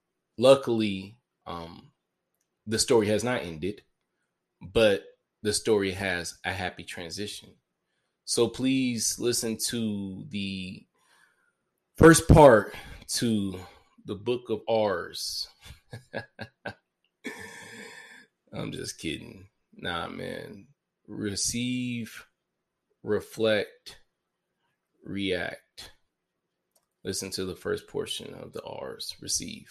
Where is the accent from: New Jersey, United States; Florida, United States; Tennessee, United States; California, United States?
Tennessee, United States; Memphis; I was born on June 14th, 1992, at 6:36 at night in the city of Memphis, Tennessee